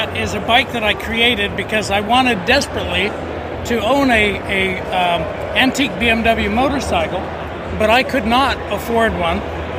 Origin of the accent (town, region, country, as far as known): Montreal, Quebec, Canada